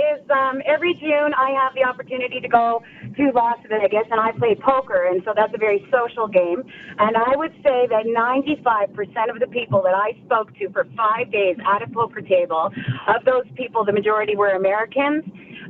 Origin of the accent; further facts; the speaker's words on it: Canada; as the Canadian at the table